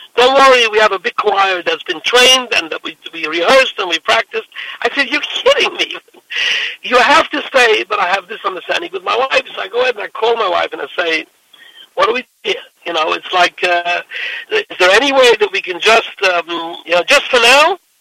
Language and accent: English; New York City, New York, United States; I came from Williamsburg